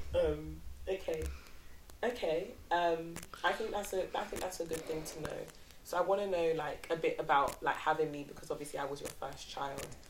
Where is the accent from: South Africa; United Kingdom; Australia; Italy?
United Kingdom; also born or lived in Nigeria; my mum had all her kids in the UK